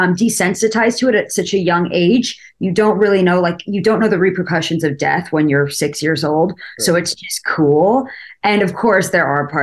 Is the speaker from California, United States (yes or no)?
yes; Malibu, California, United States; we grew up in the Malibu Mountains